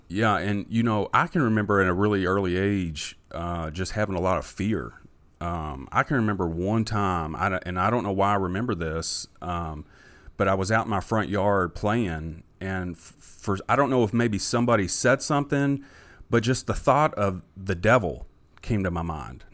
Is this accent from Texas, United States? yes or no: no; Jeffersonville, Indiana, United States; also born or lived in Louisville, Kentucky; I grew up in Jeff